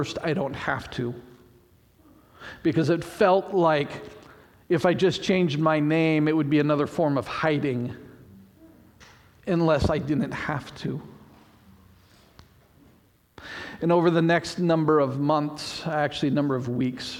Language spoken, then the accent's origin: English; Port Angeles, Washington, United States; moved away; also born or lived in Salem, Oregon; the church I grew up in Port Angeles